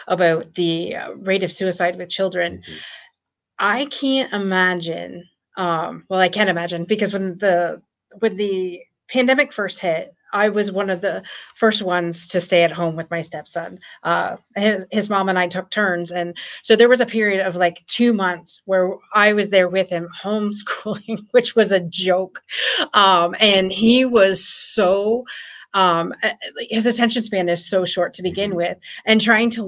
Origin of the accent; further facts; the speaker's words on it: Windsor, Ontario, Canada; I'm from Windsor, Ontario